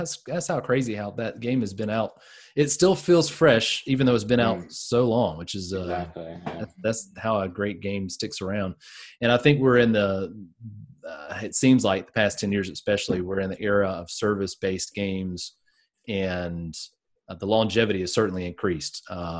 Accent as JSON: {"language": "English", "region": "the South", "country": "United States", "tie": "born or raised there", "said": "in New England, as opposed to where I grew up in the South, this topic is approached very differently"}